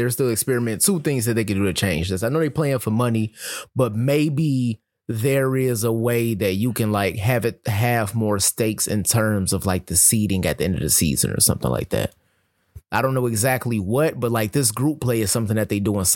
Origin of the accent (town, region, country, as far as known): Detroit, Michigan, United States; born or raised there